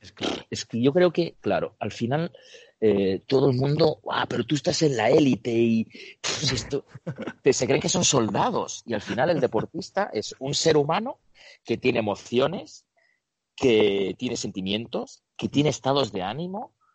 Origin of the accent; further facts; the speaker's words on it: Barcelona, Catalonia, Spain; moved away as an adult; also born or lived in Ukraine / Buenos Aires, Argentina; now in Seville, Spain; he vivido en Buenos Aires, Argentina, he vivido y estoy viviendo en Sevilla y soy de Barcelona